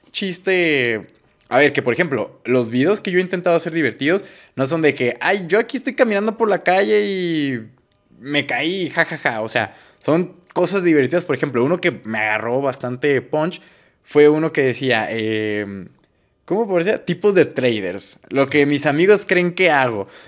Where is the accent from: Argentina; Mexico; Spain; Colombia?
Mexico; Que nosotros somos mexicanos